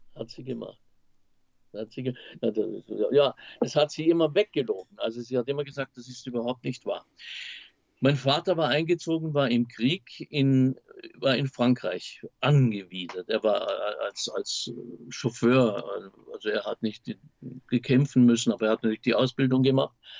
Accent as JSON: {"language": "German", "town": "Weil am Rhein", "region": "Baden-Württemberg", "country": "Germany", "tie": "born or raised there", "moved": "yes", "lives_now": "Vienna, Austria", "said": "Ich komme aus Weil am Rhein"}